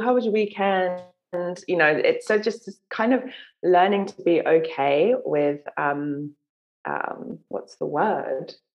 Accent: London, United Kingdom; I grew up in London

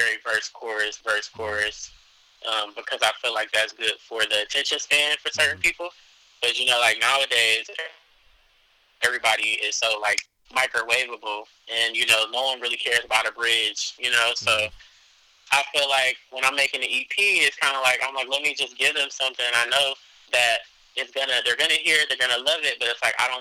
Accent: Cleveland, Ohio, United States; I'm from Cleveland, Ohio

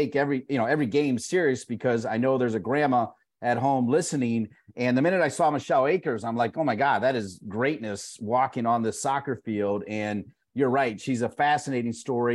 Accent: Ohio, United States; I'm from Ohio

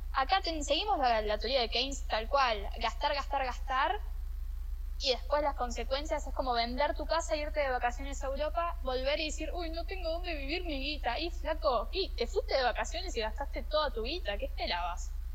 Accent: Argentina; somos los argentinos

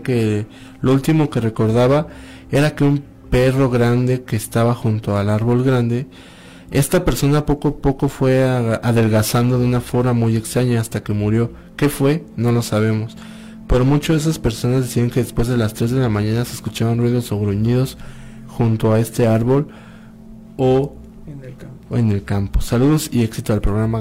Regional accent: Toluca, State of Mexico, Mexico; desde acá de Toluca

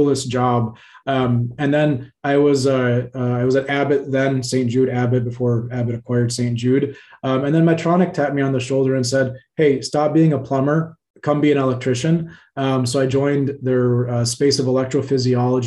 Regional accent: Cairo, Cairo Governorate, Egypt; now in United States; I was actually born in Cairo, Egypt. I come from a family that immigrated to the States in the very early

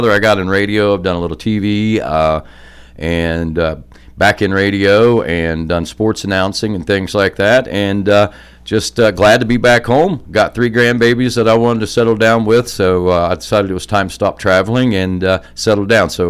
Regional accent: Jackson, Ohio, United States; accent: Southern Ohio redneck; also born or lived in Williamson, West Virginia; I was raised in Jackson. Um, my uh, family, uh, we, we, I was born in Williamson, West Virginia, down in the coal fields. My father was a coal miner

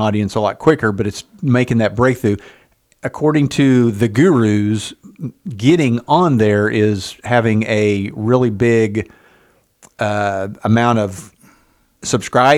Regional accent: Oklahoma, United States; growing up in Oklahoma, we never had a professional sports team

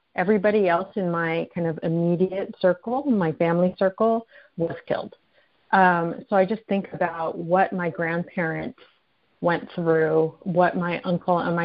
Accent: United States; I'm Japanese American, and I'm fourth generation in the Japanese American community

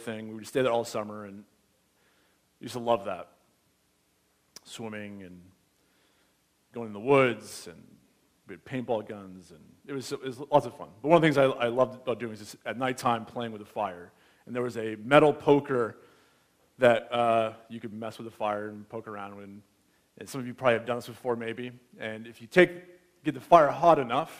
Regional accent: United States; now in Canada; As an American

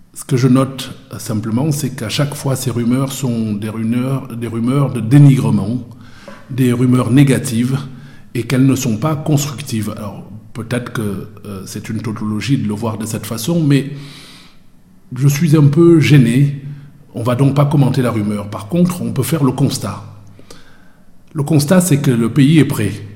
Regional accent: Cameroon; now in Marseille, France; Je suis né au Cameroun. Je suis camerounais

